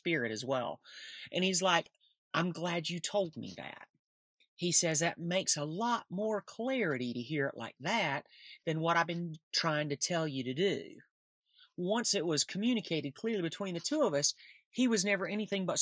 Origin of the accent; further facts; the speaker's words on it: Nectar, Alabama, United States; moved away; also born or lived in New York City; I grew up in a really small town